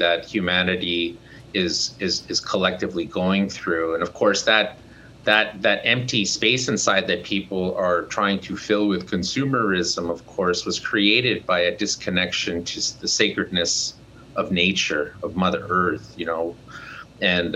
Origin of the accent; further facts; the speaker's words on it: Canada; I come from Canada. I'm an Indigenous man from the Cree Nation.